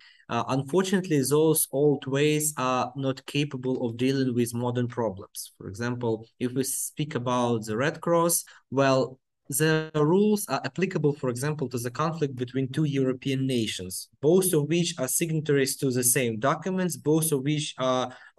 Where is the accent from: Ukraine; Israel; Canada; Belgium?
Ukraine; as we say here in Ukraine